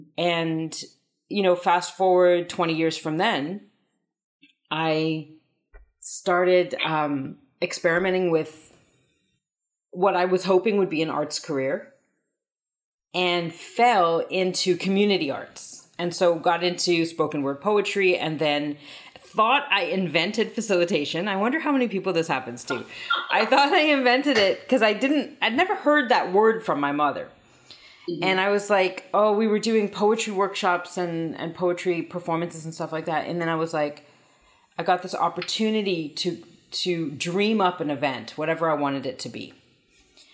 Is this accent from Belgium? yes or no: no; Saskatoon, Saskatchewan, Canada; I was born in Canada on Treaty 6 territory, Cree territory, in the middle of Canada in a place called Saskatoon, Saskatchewan